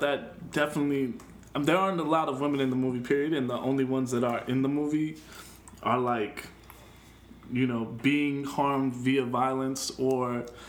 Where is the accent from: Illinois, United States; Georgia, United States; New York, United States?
Illinois, United States; Chicago; I'm from Chicago.